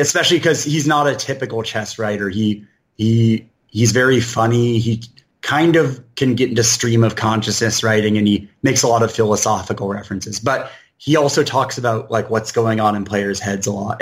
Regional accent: Portland, Oregon, United States; also born or lived in San Francisco Bay Area, California / Chicago, Illinois; I'm an Oregon kid from the start. Uh, my, I was born in the Bay Area, like about half of Oregon was, but uh, my parents moved here when I was just a couple months old, and uh, I grew up in the suburbs

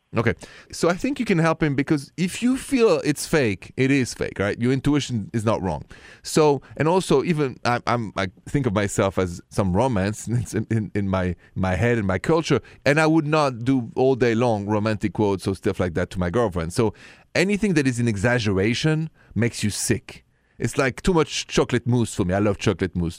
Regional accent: Paris, Île-de-France, France; moved away; I come from Paris

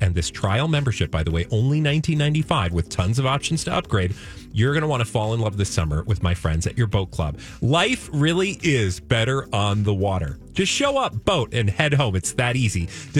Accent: United States; for us as Americans

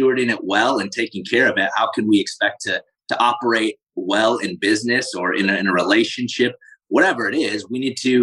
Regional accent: South Dakota, United States; I grew up in South Dakota

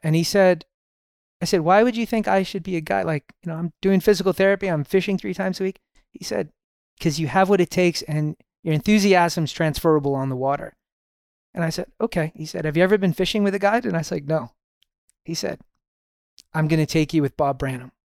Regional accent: Toronto, Ontario, Canada; I was born in Toronto, Canada.

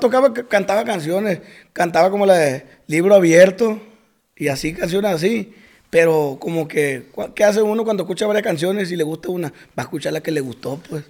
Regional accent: Costa Rica, Sinaloa, Mexico; Soy de Costa Rica, Sinaloa. Ahí cerquita de Culiacán

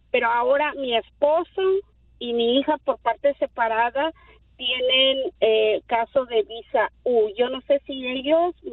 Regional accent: Mexico; now in United States; soy mexicana

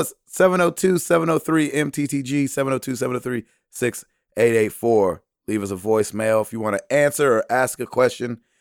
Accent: the South, United States; I was raised in the South

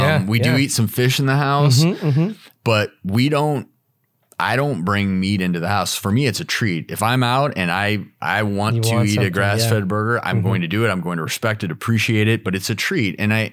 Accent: Midwest, United States; So I'm from the Midwest. I still go back to the family farm all the time in Nebraska.

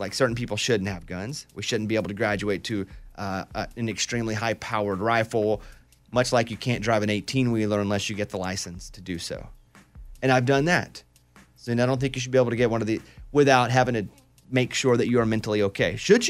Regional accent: Mountain Pine, Arkansas, United States; I'm from Mountain Pine, Arkansas. It is extremely rural. 700 people. We hunted. We fished. We left our doors unlocked.

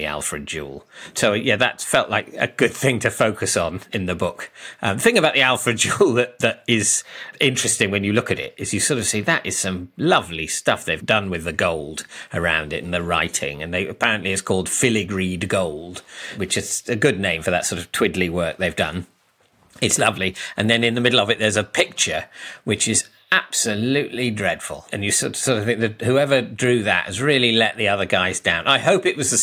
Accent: Oxford, South East England, United Kingdom; I grew up in Oxford

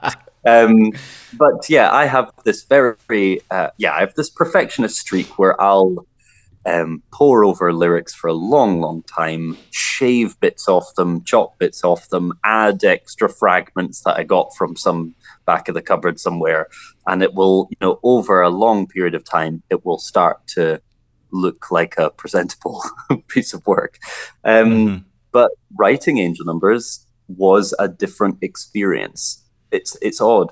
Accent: Scotland, United Kingdom; growing up in Scotland

